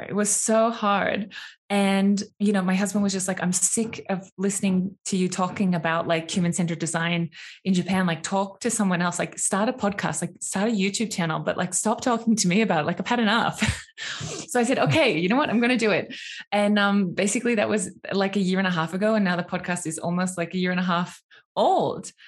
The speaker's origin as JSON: {"language": "English", "country": "Australia", "moved": "yes", "said": "I'm from Australia"}